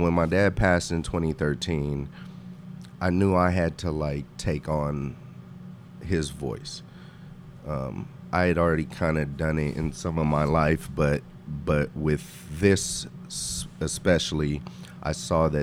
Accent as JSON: {"language": "English", "town": "Oakland", "region": "California", "country": "United States", "tie": "born or raised there", "also_born_or_lived": "Mendocino", "said": "I was raised in East Oakland as well as in Mendocino"}